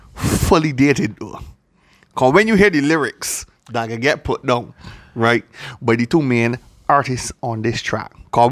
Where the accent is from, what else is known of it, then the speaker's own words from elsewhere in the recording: Christ Church, Barbados; I'm from Barbados, but I'm from Christchurch.